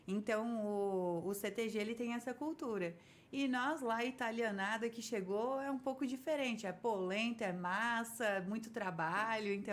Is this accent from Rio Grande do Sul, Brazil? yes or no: yes; Caxias do Sul, Rio Grande do Sul, Brazil; born there; Eu, na verdade, eu nasci em Caxias do Sul, que Nova Roma na minha época não tinha nem maternidade, né?